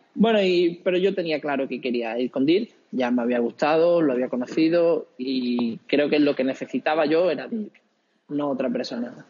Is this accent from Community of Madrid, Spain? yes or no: no; Villablanca, Andalusia, Spain; moved away as an adult; now in Karlsruhe, Germany; yo soy de un pueblo pequeñín de Huelva, Villa Blanca, entonces hay muy buena escuela de música